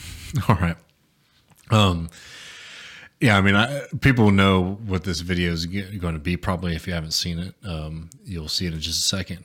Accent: United States; as an American

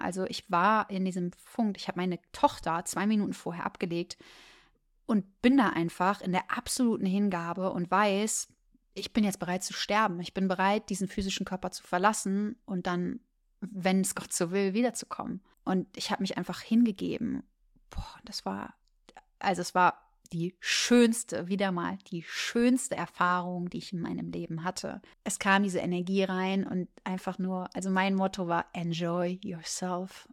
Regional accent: Germany; Ich komme aus Deutschland

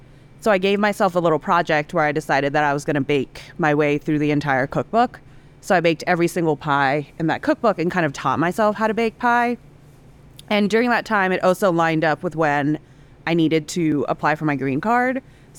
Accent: Indonesia; moved away as an adult; also born or lived in Singapore / Hong Kong; now in United States; I was born in Singapore and I grew up in Indonesia and Hong Kong. And then I eventually moved over to the States when I was 18 for college in Savannah, Georgia.

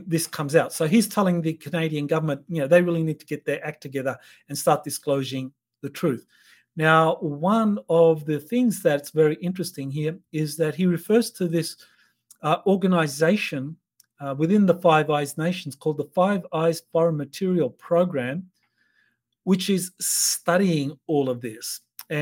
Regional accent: Australia; for me as an Australian

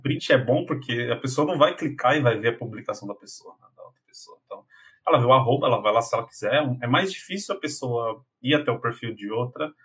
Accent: São Paulo, Brazil; Eu nasci, cresci em um bairro de periferia de São Paulo, né? São Paulo uhum. capital. Então eu sou do Jardim Apurá

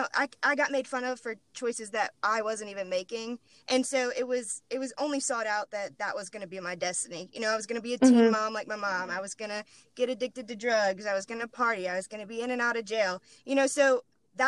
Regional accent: Moss Bluff, Louisiana, United States; moved away as an adult; also born or lived in Baton Rouge, Louisiana; I'm originally from Moss Bluff

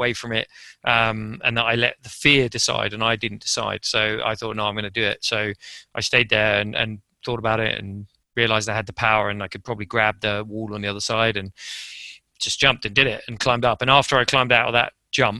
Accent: England, United Kingdom; moved away as an adult; also born or lived in Japan; I'm English

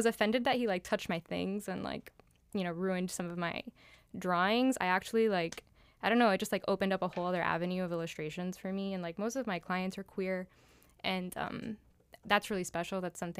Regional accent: Miami, Florida, United States; also born or lived in New York; I was born in Miami. I grew up here.

